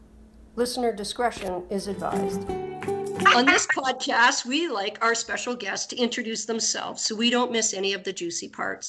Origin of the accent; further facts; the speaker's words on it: Ottawa, Ontario, Canada; I acknowledge my white privilege and all the unearned benefits my whiteness has afforded me. I was born in Ottawa, Ontario, and I recognize that Ottawa is located on the unceded territories of the Algonquin and the Anishinaabe Nation.